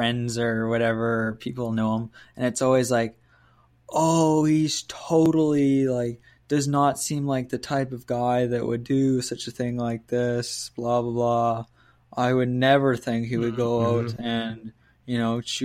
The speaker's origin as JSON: {"language": "English", "town": "Penticton", "region": "British Columbia", "country": "Canada", "tie": "born or raised there", "said": "my hometown here"}